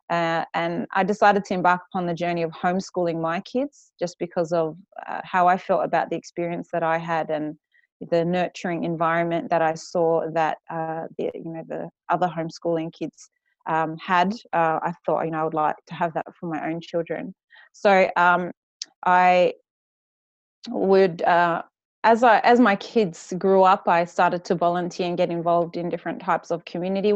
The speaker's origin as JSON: {"language": "English", "region": "Western Australia", "country": "Australia", "tie": "born or raised there", "also_born_or_lived": "Perth", "accent": "West Australian bogan", "moved": "as an adult", "lives_now": "Sydney, Australia", "said": "We grew up in Western Australia"}